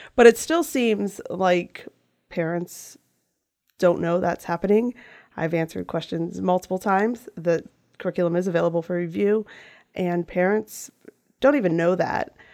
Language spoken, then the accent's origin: English; Western Frederick County, Maryland, United States; I am from Western, uh, Frederick County, Mountain area specifically